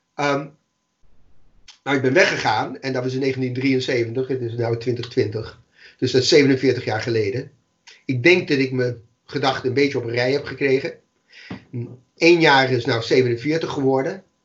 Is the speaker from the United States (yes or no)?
yes; New York City, New York, United States; Dutch is a second language; moved away as an adult; also born or lived in Amsterdam; now in Netherlands; toen ik in de Bronx woonde